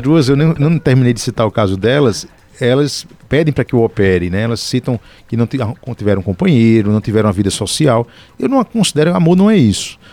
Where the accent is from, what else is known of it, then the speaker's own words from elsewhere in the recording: Paraíba, Brazil; lá na minha terra, na Paraíba